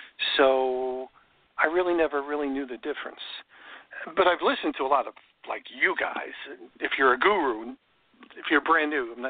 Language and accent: English; New York, United States; now in Florida, United States; I grew up in New York